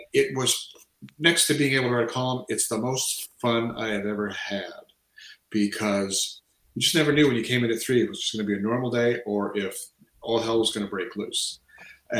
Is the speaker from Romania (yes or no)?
no; Canada; I feel sort of eighty percent Canadian. I mean, I've lived here since this, say, since just before I turned four